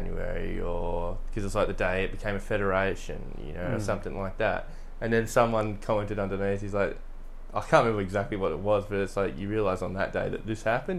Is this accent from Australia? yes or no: yes; Australia; as an Australian